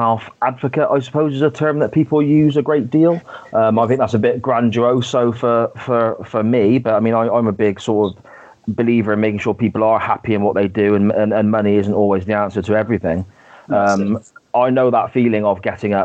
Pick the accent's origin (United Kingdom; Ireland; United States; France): United Kingdom; Gloucester, South West England; I grew up in Gloucester